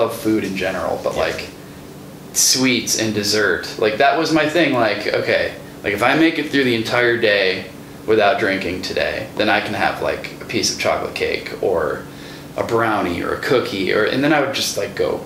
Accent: Grafton, Wisconsin, United States; also born or lived in Kenosha, Wisconsin; I was this kid from Kenosha that grew up in Grafton

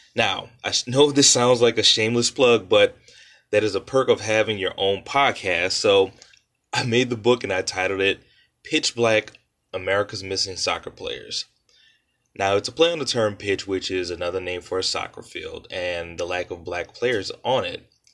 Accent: New Orleans, Louisiana, United States; I was born and raised in New Orleans, Louisiana

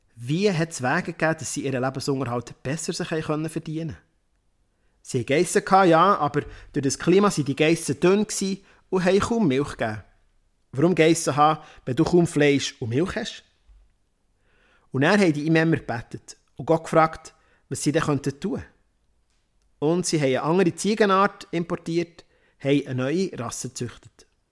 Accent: Worb, Bern, Switzerland; also born or lived in Romandie; in Worb. Das ist mein Heimatdorf, wo ich aufgewachsen bin.

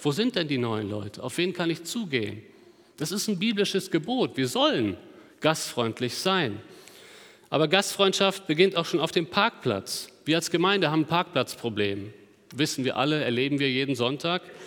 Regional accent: Germany; Als, als Deutsche

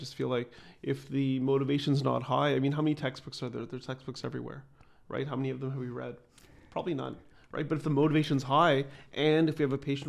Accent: Ottawa, Ontario, Canada; now in Toronto, Canada; growing up in Ottawa, I was new to Toronto. I didn't have a social circle.

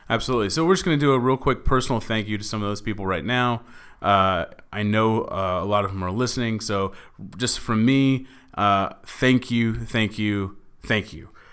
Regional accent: Dallas, Texas, United States; moved away as an adult; now in Los Angeles, United States; I am from Dallas, Texas. I've been living in L A for f, almost four years now.

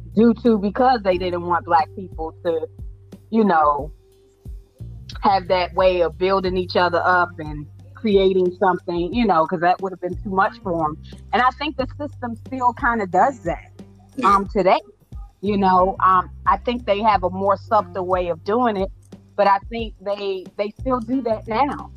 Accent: Washington, District of Columbia, United States; I came from Ward 8 from one of the poorest of poor

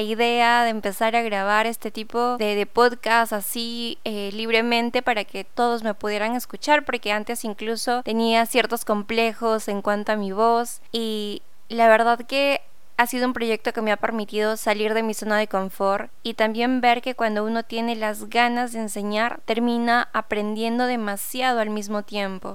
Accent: Peru; aquí en Perú, porque bueno, soy peruana

